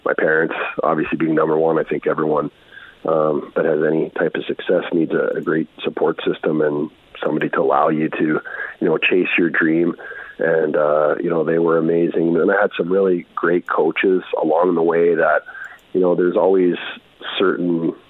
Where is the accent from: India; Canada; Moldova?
Canada; Red Deer, Alberta; I'm from Red Deer.